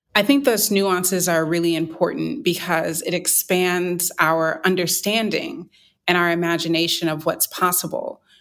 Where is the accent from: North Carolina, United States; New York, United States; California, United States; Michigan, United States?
North Carolina, United States; I'm from North Carolina